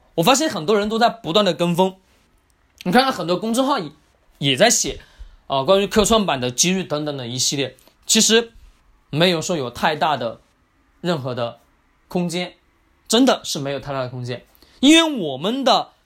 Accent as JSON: {"language": "Chinese", "country": "China", "said": "我们中国人"}